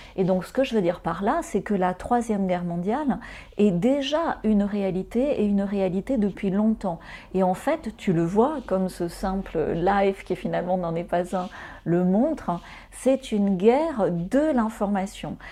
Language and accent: French; France; now in Mauritius; je suis française, j'ai eu besoin d'un visa